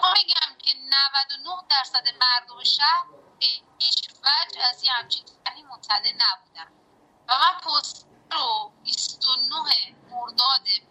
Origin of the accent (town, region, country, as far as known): Qazvin, Qazvin Province, Iran